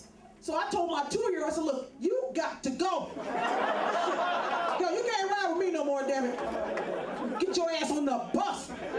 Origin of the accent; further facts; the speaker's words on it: San Francisco, California, United States; I'm from California, right? I'm born and raised here in San Francisco.